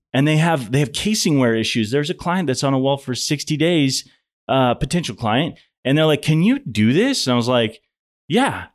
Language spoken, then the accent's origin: English; Montana, United States; moved away as an adult; now in Houston, United States; I'm from Montana